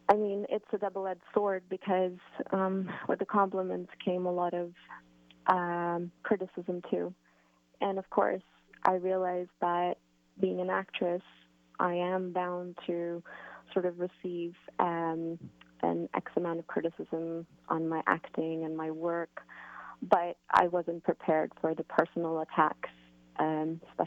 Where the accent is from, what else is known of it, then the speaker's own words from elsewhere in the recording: Canada; I've been brought up with a lot of freedom from my parents and being Canadian